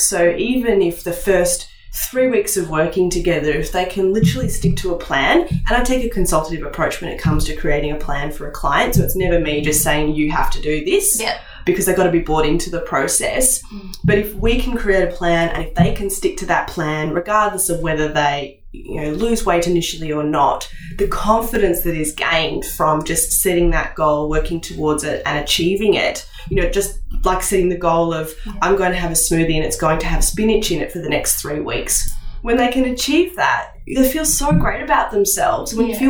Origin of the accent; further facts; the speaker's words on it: Indonesia; growing up in Indonesia and eating Indonesian food maybe helped me to keep away from things like gastro.